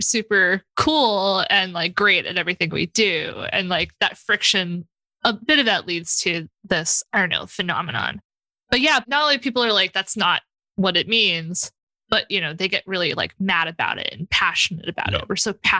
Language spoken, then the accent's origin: English; New York City, New York, United States; I'm from South Brooklyn. Our language is just gotchas and banter and stuff